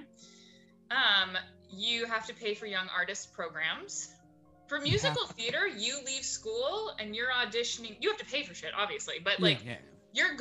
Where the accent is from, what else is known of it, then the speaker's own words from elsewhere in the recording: New Hampshire, United States; moved away as an adult; also born or lived in New York City; I grew up in New Hampshire